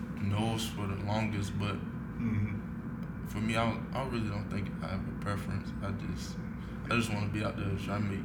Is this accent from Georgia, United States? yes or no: yes; Savannah, Georgia, United States; now in New Orleans, United States; my hometown, Savannah, Georgia